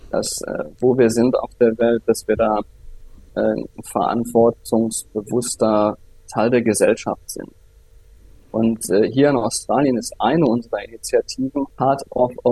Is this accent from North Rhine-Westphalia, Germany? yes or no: yes; Viersen, North Rhine-Westphalia, Germany; Ich komme aus Viersen, das ist bei Düsseldorf äh, mhm. in Nordrhein-Westfalen.